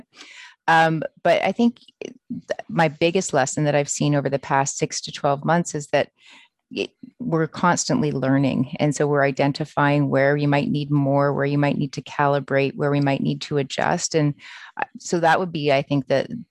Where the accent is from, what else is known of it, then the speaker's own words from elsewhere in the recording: Port Credit, Ontario, Canada; moved away as an adult; also born or lived in Ottawa; I grew up in Port Credit, Ontario, which is about 2 hours south of where I am right now.